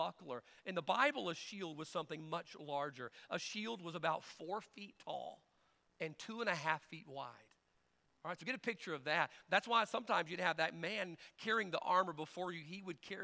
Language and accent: English; United States; I know we are Americans, and I'm an American man